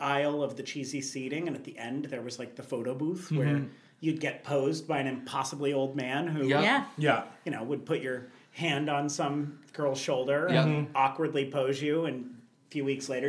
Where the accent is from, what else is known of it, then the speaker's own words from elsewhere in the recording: Trenton, Missouri, United States; Trenton, Missouri.